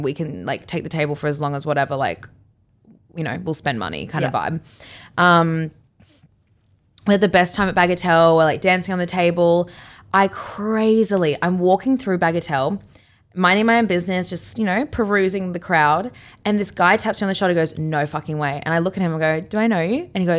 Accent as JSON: {"language": "English", "town": "Brisbane", "region": "Queensland", "country": "Australia", "tie": "born or raised there", "said": "Like, I grew up on Brisbane River. Like, I know how to drive a jet ski."}